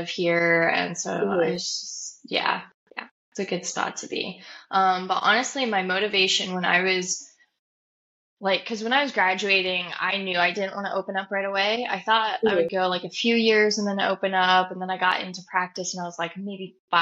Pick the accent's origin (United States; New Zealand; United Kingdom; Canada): United States; Nebraska; moved away; I'm from Nebraska